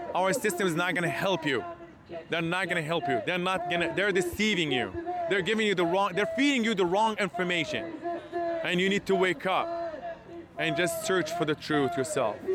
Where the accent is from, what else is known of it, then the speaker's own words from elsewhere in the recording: Hebron, West Bank, Palestine; moved away; I'm actually from Palestine. And actually, me, my father, my, uh, my father's father, and my ancestors were born and raised in Palestine